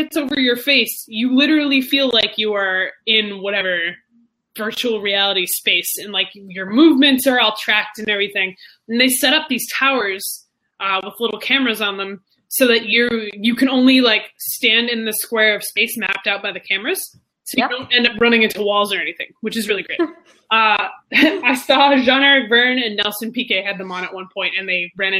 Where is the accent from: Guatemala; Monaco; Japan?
Monaco; So, well, it's because I'm from Monaco